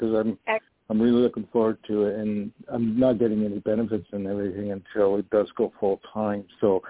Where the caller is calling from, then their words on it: Poughkeepsie, New York, United States; I'm calling from New York. I'm not too far from you, actually. You're in the 845 area, and I live in Poughkeepsie near the where the old Kmart was.